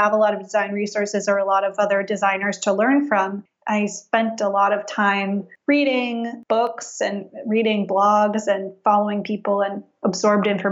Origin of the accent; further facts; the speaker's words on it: Palo Alto, California, United States; I grew up in Palo Alto